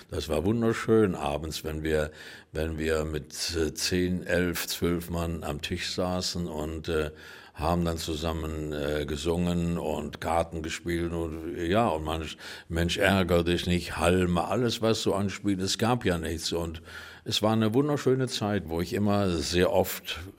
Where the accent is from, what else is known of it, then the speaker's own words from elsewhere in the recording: Düsseldorf, North Rhine-Westphalia, Germany; Ich bin in Düsseldorf äh, aufgewachsen und ich habe die ersten Jahre immer mit meiner Mutter bei meiner Großmutter gewohnt, weil wir noch keine eigene Wohnung hatten.